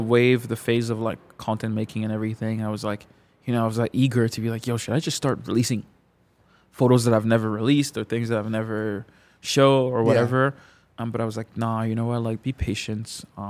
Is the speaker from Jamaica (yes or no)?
no; Canada; from my perspective of like a Congolese kids growing up in Canada